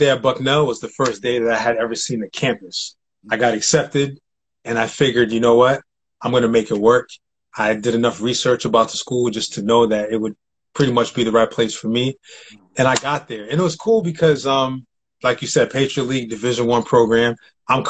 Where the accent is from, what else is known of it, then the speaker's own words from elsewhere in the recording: New Britain, Connecticut, United States; moved away; So I'm from New Britain, Connecticut